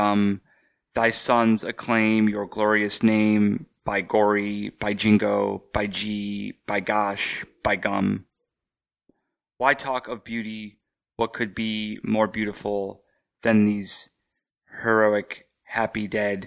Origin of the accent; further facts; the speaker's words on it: Cleveland, Ohio, United States; now in New Orleans, United States; growing up in Cleveland